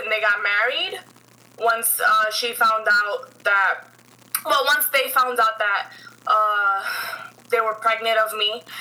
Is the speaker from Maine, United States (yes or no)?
no; New York City, New York, United States; I was born and raised here in the Bronx. I still reside in the Bronx. Um, my family, um, they're all from Puerto Rico, so I'm first generation here.